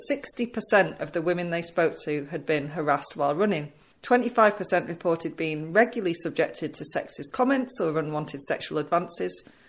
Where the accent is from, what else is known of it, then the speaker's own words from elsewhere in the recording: England, United Kingdom; as an English person